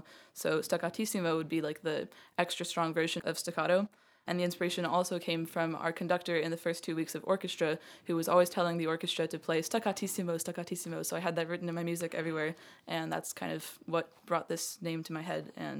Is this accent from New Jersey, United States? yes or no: yes; Princeton, New Jersey, United States; I'm 17. I'm from Princeton, New Jersey